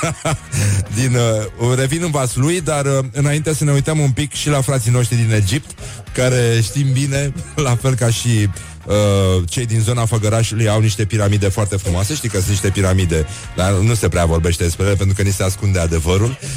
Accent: Moldavia, Romania; accent: Moldavian; vorbesc cu accent moldovenesc la televizor

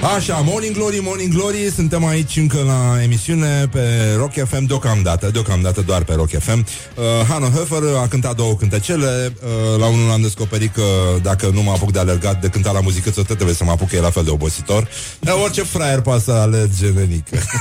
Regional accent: Romania; suntem români

